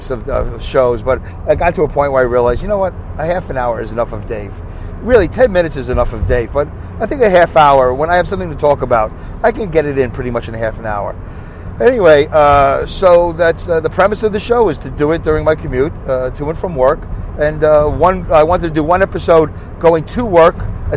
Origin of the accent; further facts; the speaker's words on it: New York City, New York, United States; accent: Brooklyn; I have a Brooklyn accent